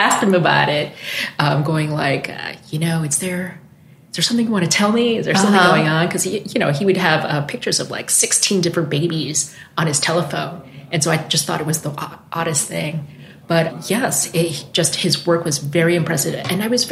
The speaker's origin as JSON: {"language": "English", "region": "New York", "country": "United States", "said": "I'm originally from New York"}